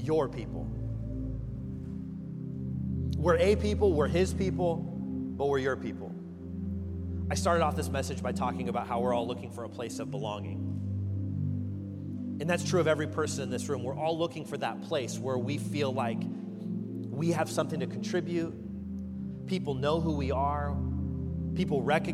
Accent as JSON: {"language": "English", "region": "Kansas", "country": "United States", "moved": "yes", "said": "I'm from Kansas"}